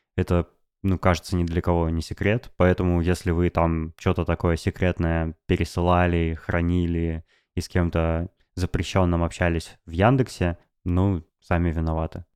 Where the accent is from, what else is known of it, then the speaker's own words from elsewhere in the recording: Novosibirsk, Novosibirsk Oblast, Russia; moved away; also born or lived in Moscow; в Новосибирске мои родители, в Новосибирске друзья